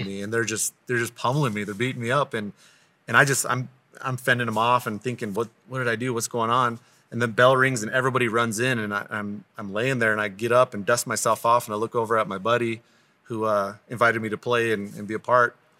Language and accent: English; Crow Indian Reservation, Montana, United States; I grew up on the Crow Indian Reservation